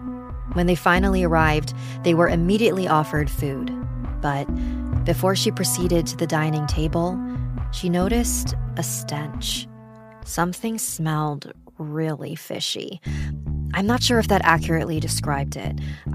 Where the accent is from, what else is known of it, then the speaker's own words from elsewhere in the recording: Philippines; I'm a Filipina living in Iloilo City.